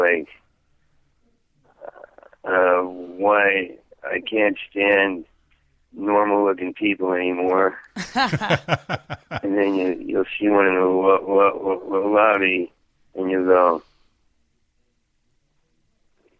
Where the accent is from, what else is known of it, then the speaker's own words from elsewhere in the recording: New York, United States; moved away as an adult; I'm from New York